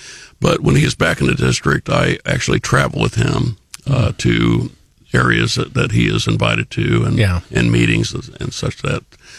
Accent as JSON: {"language": "English", "town": "St. Charles", "region": "Missouri", "country": "United States", "tie": "born or raised there", "said": "I grew up in the St. Charles area for the most part, St. Charles, Missouri."}